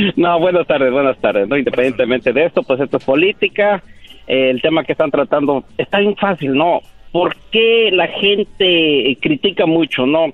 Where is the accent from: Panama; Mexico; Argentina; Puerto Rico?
Mexico; now in United States; Yo soy empresario mexicano